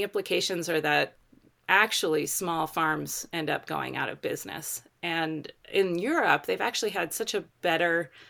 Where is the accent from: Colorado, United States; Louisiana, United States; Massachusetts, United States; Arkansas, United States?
Colorado, United States; they're in my home state of Colorado on the Front Range.